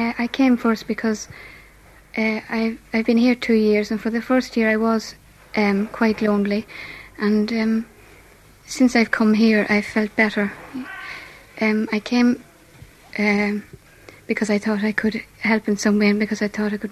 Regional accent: Ballinamore, Connacht, Ireland; now in London, United Kingdom; I come from Ballinamore, County Leitrim

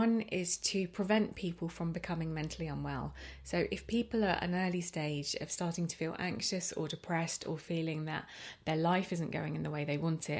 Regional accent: Arrowton, Isle of Man; But living in that house in Arrowton and, you know, weekends

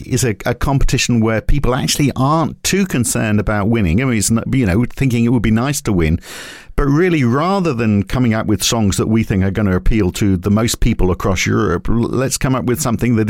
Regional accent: Liverpool, North West England, United Kingdom; my hometown

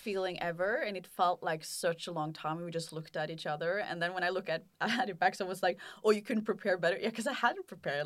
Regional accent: Norway; I'm from Norway

